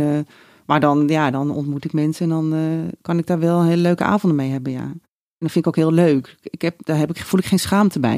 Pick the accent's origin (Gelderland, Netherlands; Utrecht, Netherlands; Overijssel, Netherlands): Overijssel, Netherlands; Raalte; moved away as an adult; now in Amsterdam, Netherlands; wegging uit Raalte, waar ik vandaan kom